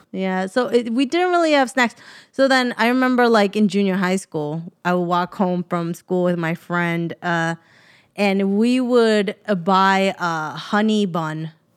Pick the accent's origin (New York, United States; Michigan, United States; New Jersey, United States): New York, United States; moved away; I'm from New York